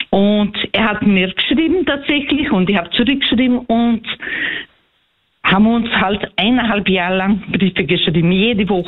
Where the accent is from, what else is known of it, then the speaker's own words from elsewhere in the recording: Brazil; moved away as an adult; now in Austria; ich komme aus Brasilien